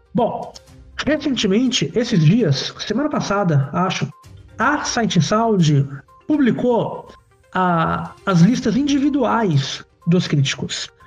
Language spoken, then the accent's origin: Portuguese; São Paulo, Brazil; eu também vim da, da periferia de São Paulo uh, Parque Novo Mundo, Zona Norte, quase Guarulhos